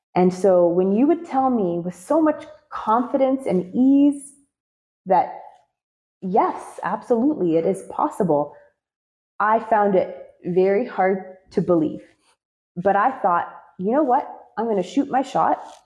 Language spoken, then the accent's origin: English; Canada; I'm a Canadian and so I had exhausted all of the options in the Canadian healthcare system